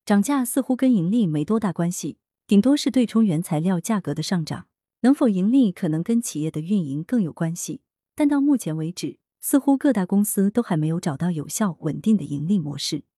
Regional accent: China; 经济理性每个人都具备，尤其是我们中国人，现在哪个不是精打细算？

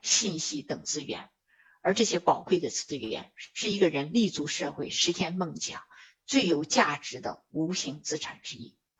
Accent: China; 我们中国人常说的舍得

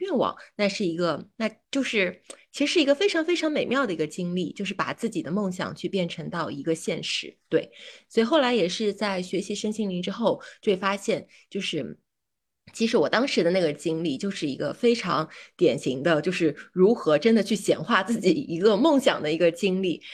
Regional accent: Shanghai, China; now in Beijing, China; 我是一个上海人

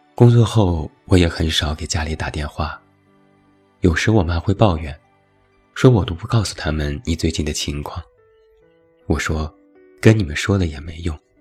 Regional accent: China; 我们中国人

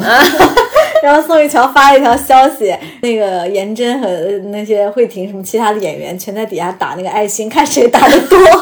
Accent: China; 我们 中国人

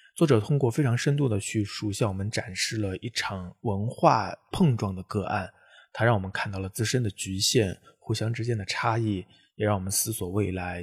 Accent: China; 作为中国人

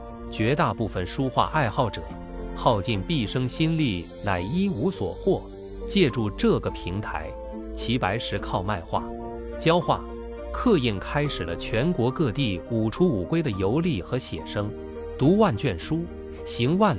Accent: Jingdezhen, Jiangxi, China; 相当生动传神，与我家乡景德镇的传统瓷板人物肖像画有异曲同工之妙。

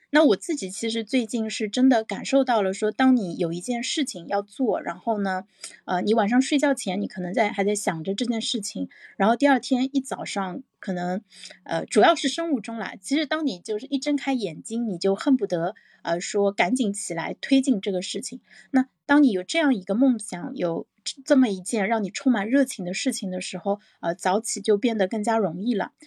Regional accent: China; 我们中国人的这个文化传统

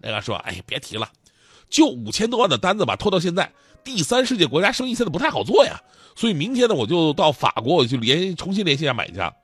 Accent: Northeast China, China; moved away; 我现在回东北的话

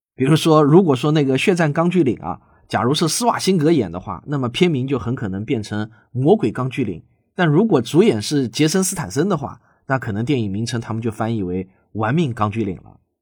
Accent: China; 我们内地呢，通常称自己的配偶为爱人

